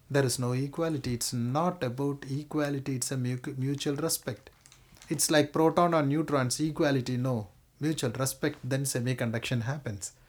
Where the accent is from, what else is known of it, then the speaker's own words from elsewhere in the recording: Kerala, India; moved away; I come from Kerala.